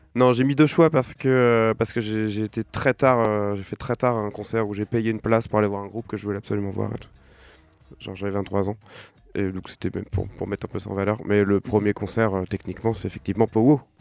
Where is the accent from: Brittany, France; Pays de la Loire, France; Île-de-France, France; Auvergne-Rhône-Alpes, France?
Pays de la Loire, France; Saint-Étienne-de-Montluc; also born or lived in Nantes; je suis né à Nantes, mais j'ai grandi à Saint-Étienne-de-Montluc, ce qui fait toute la différence.